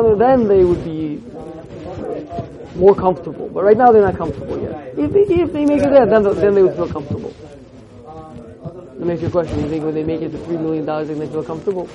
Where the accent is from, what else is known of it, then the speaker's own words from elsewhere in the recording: United States; growing up in America with the ideals that I was put into my mind